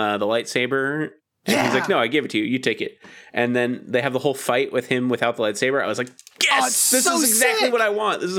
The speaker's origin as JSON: {"language": "English", "region": "California", "country": "United States", "said": "Maybe it's because I'm from Southern California, but like"}